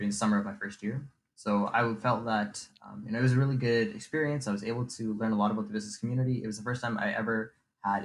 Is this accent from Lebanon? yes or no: no; St. Catharines, Ontario, Canada; I am from Niagara, born and raised in Niagara, St. Catharines to be specific